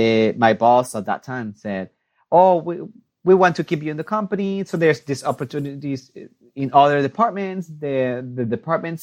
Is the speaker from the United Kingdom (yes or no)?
no; Mexico; first language Spanish; English is a second language; now in United States; I was born and raised in Mexico, of course. My first language is Spanish.